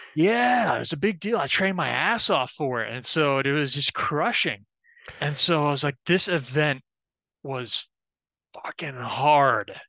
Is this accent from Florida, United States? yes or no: yes; Orlando, Florida, United States; I'm from Orlando, Florida, born and raised